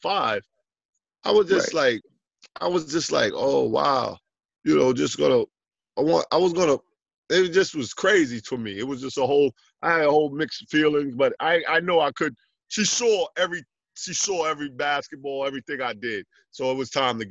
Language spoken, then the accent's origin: English; New York City, New York, United States; also born or lived in Jamaica, Queens / Lefrak City, Queens; I grew up in Jamaica, Queens, and then I moved over to Left Rack City.